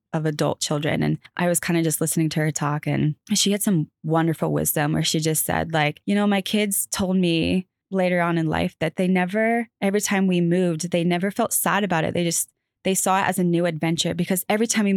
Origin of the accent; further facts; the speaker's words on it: California, United States; moved away as an adult; now in North Carolina, United States; California, where I grew up